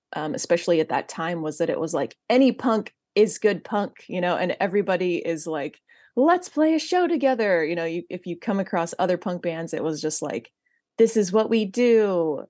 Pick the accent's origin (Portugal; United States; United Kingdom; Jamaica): United States; Central California; I grew up in Central California